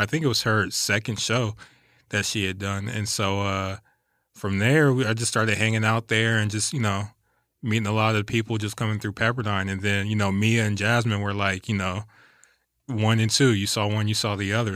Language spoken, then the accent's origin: English; West Covina, California, United States; also born or lived in Anchorage, Alaska; I'm from West Covina, the Covina area